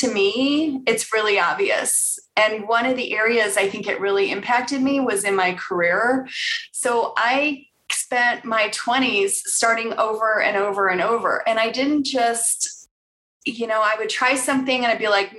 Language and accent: English; Bartlett, Illinois, United States; also born or lived in Chicago, Illinois / Elgin, Illinois; now in Denver, United States; I grew up in Chicago. I was a Southside girl, lived there till I was 7. And then my parents bought a house in the Northwest suburbs. So I lived in Bartlett and went to Elgin High School